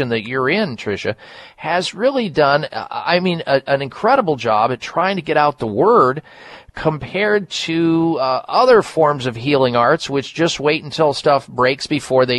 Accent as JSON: {"language": "English", "region": "Midwest", "country": "United States", "tie": "born or raised there", "said": "I grew up in the Midwest"}